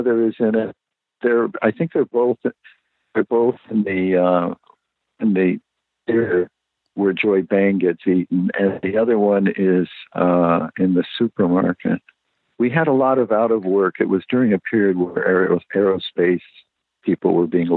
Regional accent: Los Angeles, California, United States; I grew up in the Valley

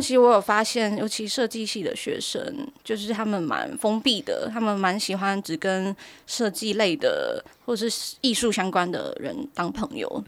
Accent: Taiwan; 身为一个台湾人

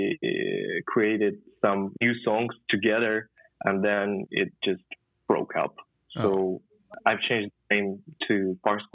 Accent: Khabarovsk, Khabarovsk Krai, Russia; moved away as an adult; now in Moscow, Russia; I'm from Khabarovsk, and it's 7,000 kilometers far away from Moscow.

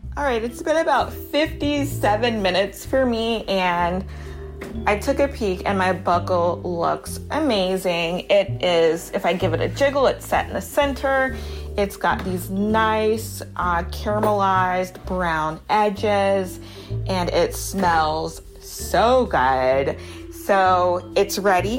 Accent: Baton Rouge, Louisiana, United States; also born or lived in Harlem, New York; now in New York, United States; growing up in Baton Rouge, Louisiana, on the weekend sometimes go and pick blueberries

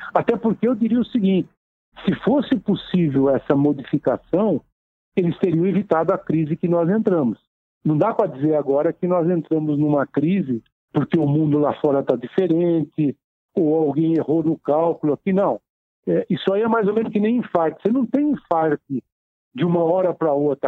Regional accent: Taubaté, São Paulo, Brazil; now in São Paulo, Brazil; já nasci no interior, sou de Taubaté, do Vale do Paraíba. É, estou em São Paulo desde os meus 12 anos de idade

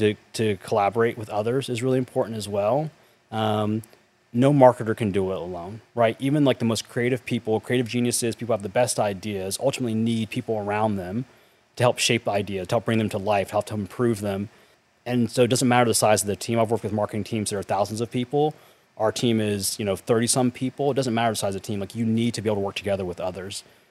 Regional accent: North Carolina, United States; I grew up in North Carolina in a small town

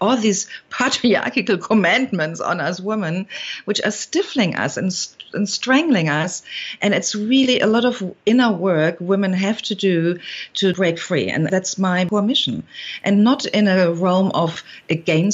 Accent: Germany; accent: German; now in California, United States; I've been raised with two parents back in Germany, you hear it from my accent

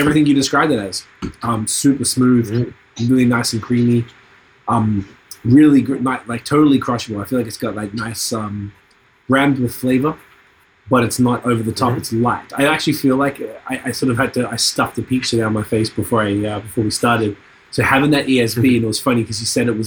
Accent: Australia; moved away; I'm from Australia

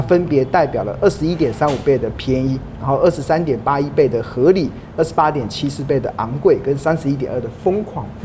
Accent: Taiwan; 身为台湾人啊，其实我们哪里都跑不了

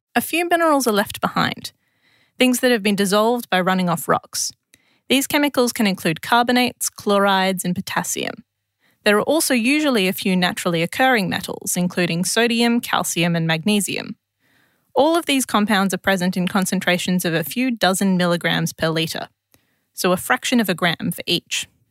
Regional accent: Adelaide, South Australia, Australia; moved away as an adult; now in Canberra, Australia; as a South Australian

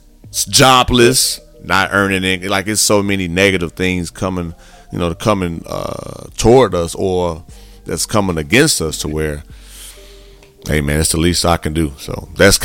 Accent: Gary, Indiana, United States; I grew up in Gary, Indiana, mom had me at 16

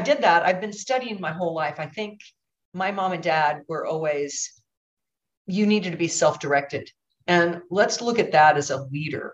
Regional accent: Oregon, United States; I'm from Oregon

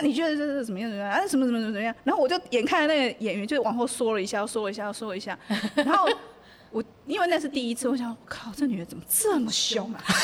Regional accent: Taiwan; 我就是土生土长，就是很，很地道的，就是台湾小孩，然后我也没有出国读书

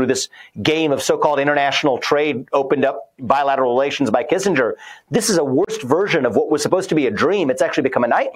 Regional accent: Ohio, United States; Ohio is my home state

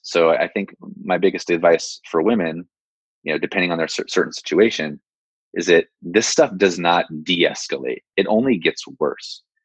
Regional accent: San Jose, California, United States; I'm born and raised in San Jose.

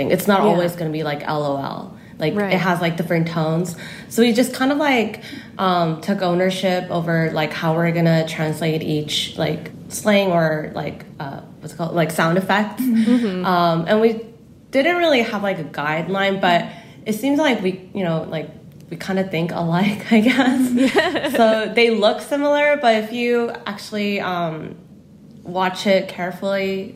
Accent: California, United States; accent: Cali style of English; moved away as an adult; now in South Korea; my family immigrated to California when I was like 10. So growing up in Cali, I kind of like have Cali style of English

